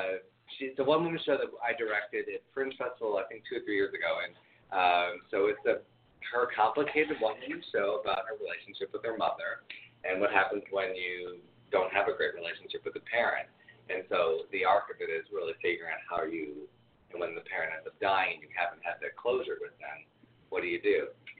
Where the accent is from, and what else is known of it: Detroit, Michigan, United States; born or raised there; moved away